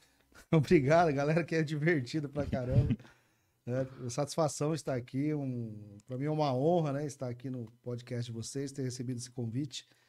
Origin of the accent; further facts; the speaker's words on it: Umuarama, Paraná, Brazil; Nasci, cresci em Moarama e acho que eu vou morrer lá também